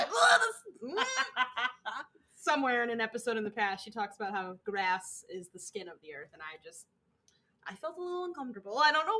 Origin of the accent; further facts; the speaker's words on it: Midwest, United States; We're from the Midwest, Sarah.